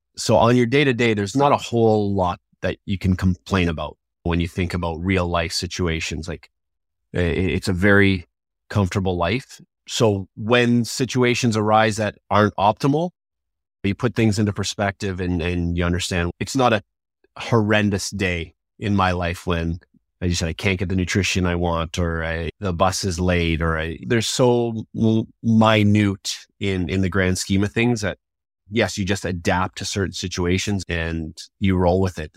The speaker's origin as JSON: {"language": "English", "town": "Toronto", "region": "Ontario", "country": "Canada", "tie": "born or raised there", "said": "growing up in Toronto"}